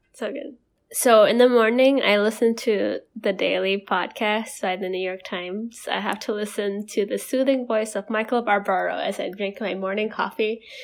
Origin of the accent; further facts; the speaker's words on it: Indonesia; moved away as an adult; growing up, and we were, come from a place where, um, our parents and our school geared us to go to school in Western countries.